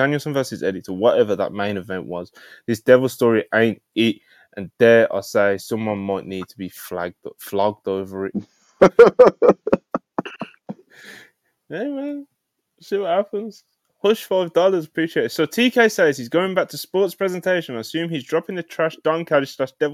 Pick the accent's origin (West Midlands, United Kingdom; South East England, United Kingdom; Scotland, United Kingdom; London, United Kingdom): West Midlands, United Kingdom; Birmingham; accent: Brummie; being a natural Brummie